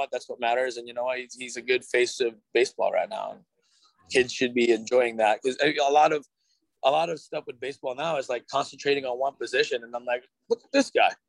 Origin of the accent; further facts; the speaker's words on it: Philippines; I was like, "Yes, I'm Filipino."